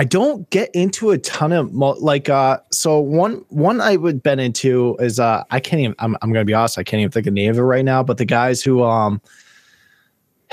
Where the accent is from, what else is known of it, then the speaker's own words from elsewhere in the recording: central Gulf Coast, Florida, United States; moved away; I grew up down in Florida for quite a while. The central Gulf Coast